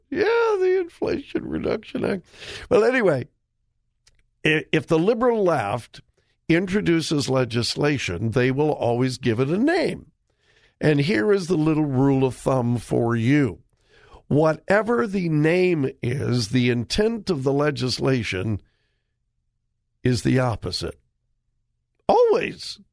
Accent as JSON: {"language": "English", "region": "Southern California", "country": "United States", "tie": "born or raised there", "said": "my pastor that I grew up under in Southern California"}